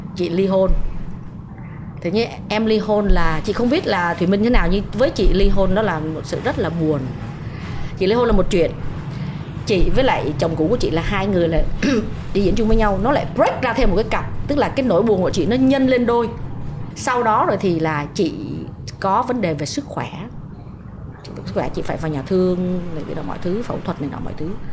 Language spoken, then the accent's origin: Vietnamese; Vietnam; moved away as an adult; now in United States